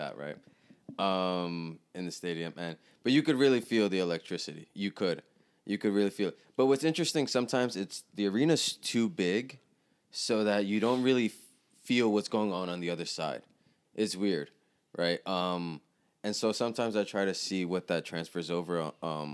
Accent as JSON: {"language": "English", "region": "New York", "country": "United States", "said": "I'm from New York"}